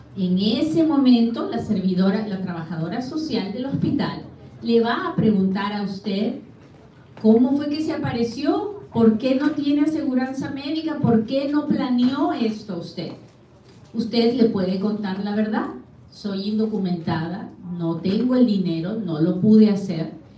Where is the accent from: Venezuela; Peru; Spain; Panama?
Peru; now in United States; Yo soy bien peruana a la hora que hablo